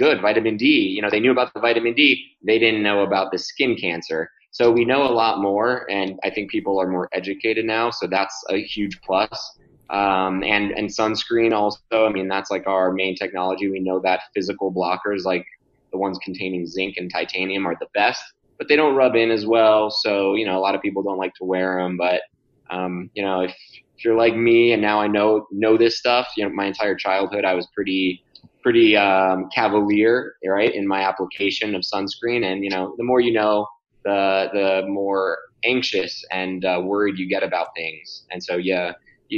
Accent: Florida, United States; I grew up in Florida playing tennis

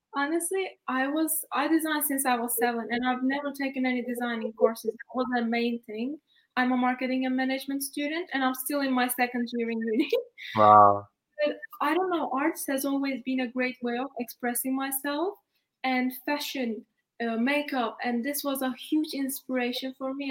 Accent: Istanbul, Turkey; moved away as an adult; also born or lived in United Kingdom; I'm Turkish actually, and I study in UK. Yeah. And I'm originally from Istanbul

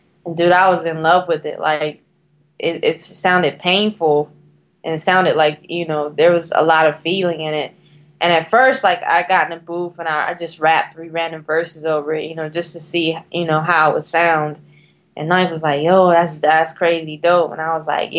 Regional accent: North Carolina, United States; if I was not from North Carolina

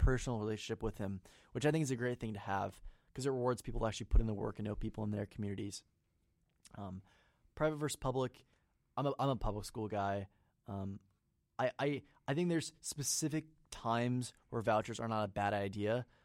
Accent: Marion County, Indiana, United States; I'm from Marion County, but it's more of a suburban mentality

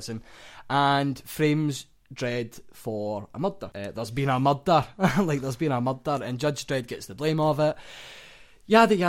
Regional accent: Glasgow, Scotland, United Kingdom; We're from Glasgow.

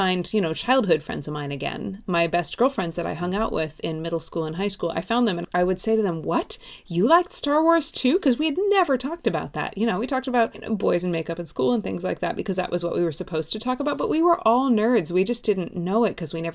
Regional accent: outside Seattle, Washington, United States; I grew up outside Seattle, well outside Seattle

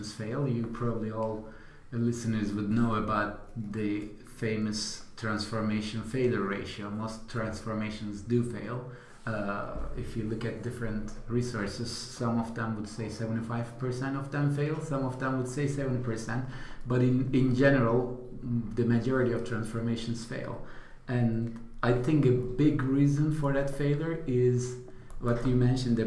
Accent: Turkey; moved away; I am originally from Turkey

